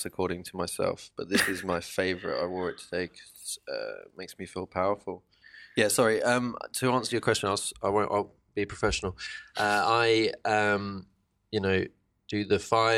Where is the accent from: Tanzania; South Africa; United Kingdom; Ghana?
United Kingdom; Crawley, South East England; also born or lived in Eastbourne / Horsham / Heathfield; West Sussex, Crawley, and then moved towards the sea. I lived all around the coast